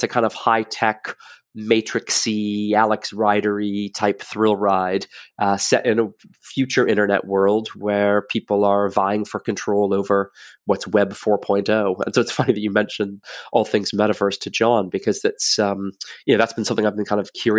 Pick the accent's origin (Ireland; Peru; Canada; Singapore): Canada; moved away as an adult; also born or lived in Cincinnati, Ohio, United States; I'm from Canada originally.